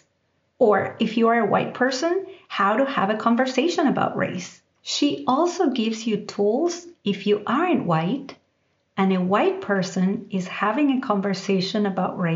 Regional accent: Argentina; now in United States; growing up in Argentina, I didn't have to think about race. And even as I moved to the United States

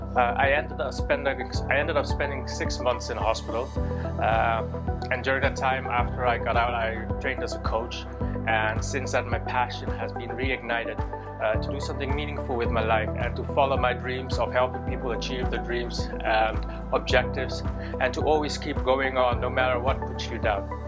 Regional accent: Amsterdam, North Holland, Netherlands; moved away as an adult; now in Northern Ireland, United Kingdom; I am from Amsterdam, the Netherlands. Uh, I moved to Northern Ireland 15 years ago

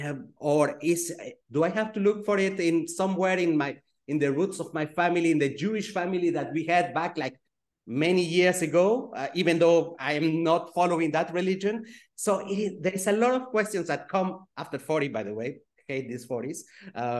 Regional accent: Geneva, Switzerland; I grew up in Geneva, Switzerland

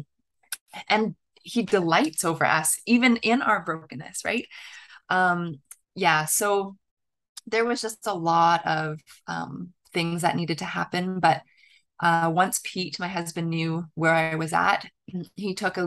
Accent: southern Ontario, Canada; moved away as an adult; my hometown, actually, in southern Ontario in Canada, right on the Michigan border

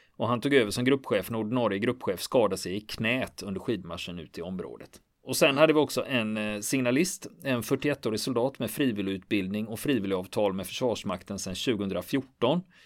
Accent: Gothenburg, Västra Götaland, Sweden; Jag är göteborgare

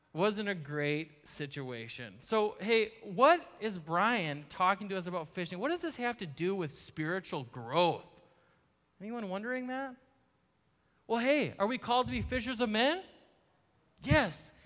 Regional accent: Marshfield, Wisconsin, United States; now in Eau Claire, United States; I grew up in Marshfield, Wisconsin

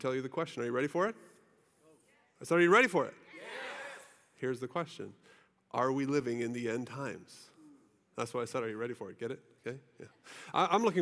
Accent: United States; us Americans

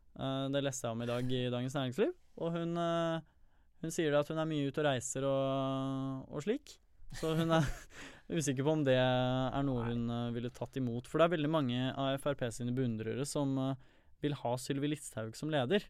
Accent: Sandefjord, Vestfold, Norway; Valtorvet i min hjemby

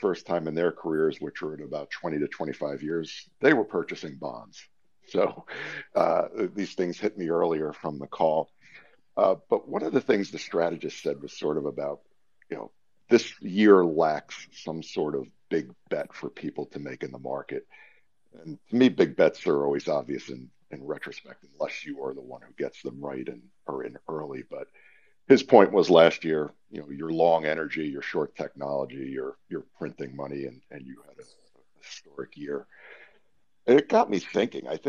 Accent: Westchester, New York, United States; moved away as an adult; also born or lived in Maryland; now in Pennsylvania, United States; as somebody who spent most of the first 30 years of their life growing up in Westchester

